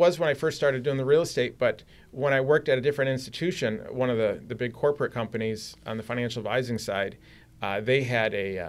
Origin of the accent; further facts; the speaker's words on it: Michigan, United States; born there; I was born in Michigan, but I can definitely appreciate having people fight for our safety.